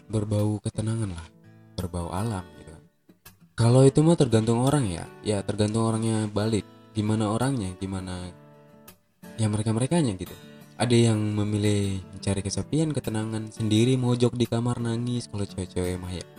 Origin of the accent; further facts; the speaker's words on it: Aceh, Indonesia; Sekarang tuh yang di kampung aku tuh yang di Aceh itu lagi gencar-gencarnya corona guys.